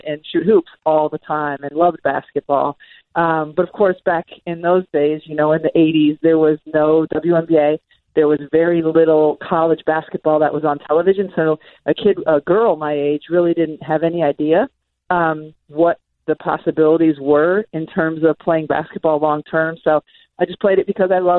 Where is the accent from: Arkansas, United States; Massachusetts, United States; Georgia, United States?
Massachusetts, United States; I grew up in Massachusetts, but right on the border of Connecticut